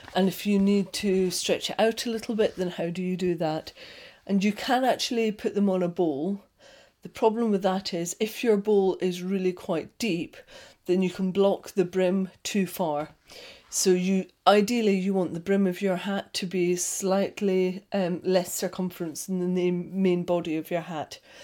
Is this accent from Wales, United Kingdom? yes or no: no; Scotland, United Kingdom; I'm Scottish.